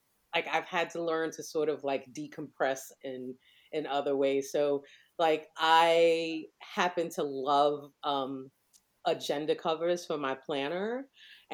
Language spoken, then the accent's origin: English; New York City, New York, United States; growing up in New York, we had something called summer youth employment